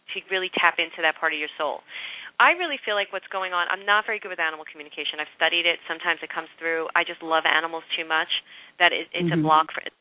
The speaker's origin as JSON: {"language": "English", "town": "New York City", "region": "New York", "country": "United States", "said": "I'm from Brooklyn."}